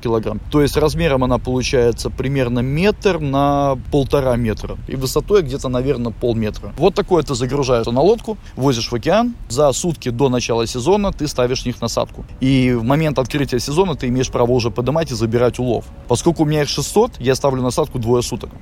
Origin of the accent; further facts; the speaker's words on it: Latvia; moved away as an adult; also born or lived in Riga, Latvia; now in Los Angeles, United States; Русский, и все знают, что я из Латвии